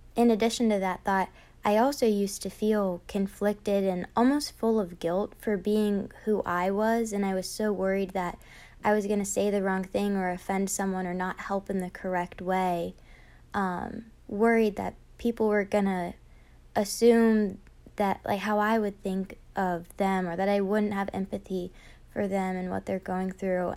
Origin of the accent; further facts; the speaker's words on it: Virginia Beach, Virginia, United States; I grew up in Virginia Beach, Virginia